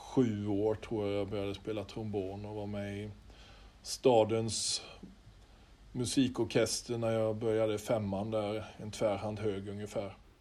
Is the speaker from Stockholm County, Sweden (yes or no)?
no; Holsbybrunn, Jönköping County, Sweden; also born or lived in Skaraborg; när jag praoade och gick i nian och var med på ett brobygge hemma i Holsbybrunn utanför Vetlanda